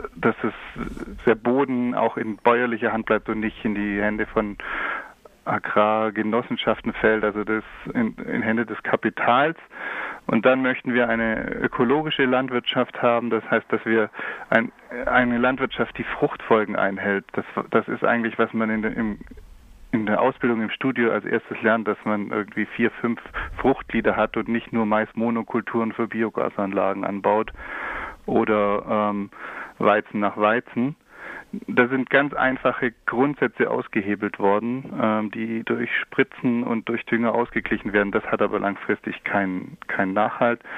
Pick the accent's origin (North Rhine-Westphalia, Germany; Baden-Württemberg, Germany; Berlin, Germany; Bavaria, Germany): Baden-Württemberg, Germany; near Stuttgart; Ich komme äh, aus der Nähe von Stuttgart